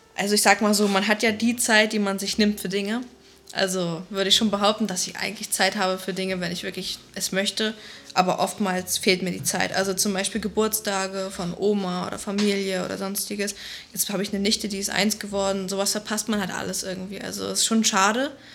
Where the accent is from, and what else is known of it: Flensburg, Schleswig-Holstein, Germany; born or raised there; now in Berlin, Germany